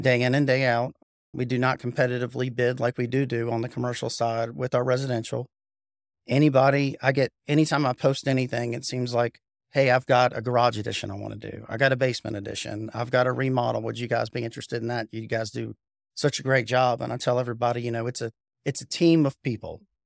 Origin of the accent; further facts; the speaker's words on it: Raleigh, North Carolina, United States; also born or lived in Cary, North Carolina; I was born and raised in Raleigh, went, lived in Cary my whole life, but went to Apex High School